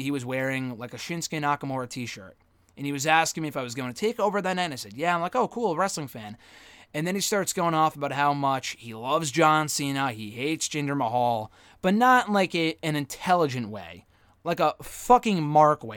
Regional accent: Connecticut, United States; we were from Connecticut, that we came all the way from Connecticut

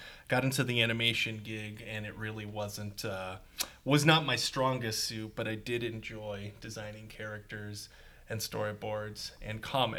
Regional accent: Erie, Pennsylvania, United States; moved away; I come from a land called Erie, Pennsylvania. Mm. It is very cold.

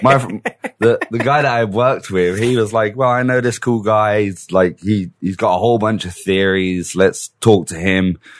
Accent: Middlesex, London, United Kingdom; accent: British; moved away; I was born in Middlesex.

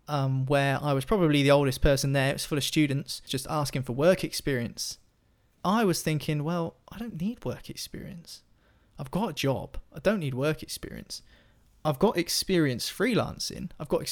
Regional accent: Fareham, South East England, United Kingdom; I'm from Fareham. And anyone who knows that part of the world knows that Fareham's a town 10 miles away from Portsmouth.

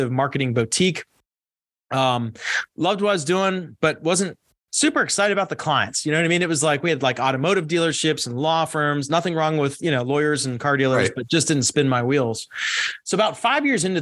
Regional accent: Pittsburgh, Pennsylvania, United States; I grew up in Pittsburgh, Pennsylvania.

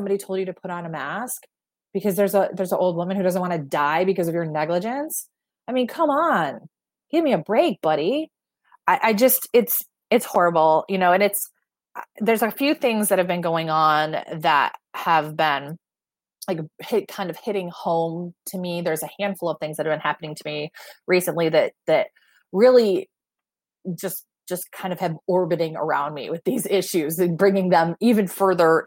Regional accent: Michigan, United States; moved away; it's in my hometown

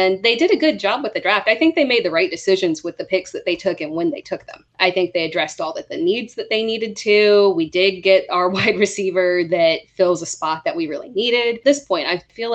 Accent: South Carolina, United States; we're all from South Carolina

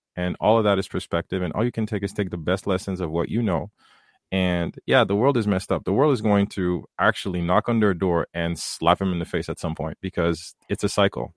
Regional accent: Haiti; moved away; coming from the third world, growing up in Haiti

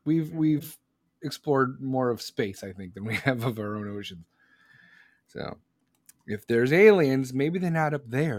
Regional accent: Chicago, Illinois, United States; I am from Chicago, Mama Bear. I am from Chicago. Chicagoland.

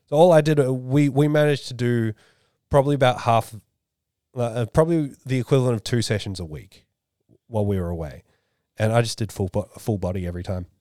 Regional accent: Australia; I'm the Aussie

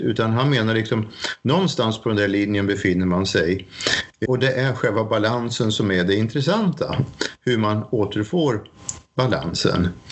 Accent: Sweden; moved away as an adult; now in Norway

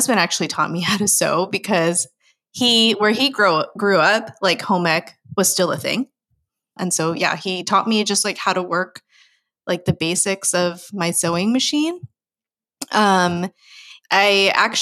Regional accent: United States; I'm full Filipino, but you know, grew up in America

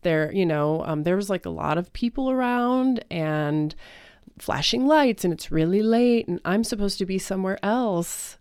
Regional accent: Aurora, Colorado, United States; I am actually from Aurora, Colorado.

